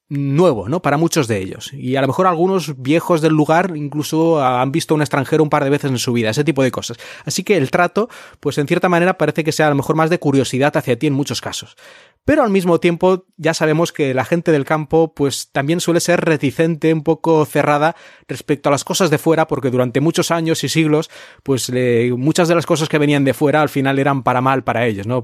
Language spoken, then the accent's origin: Spanish; Spain; also born or lived in Japan; now in China; en España hemos tenido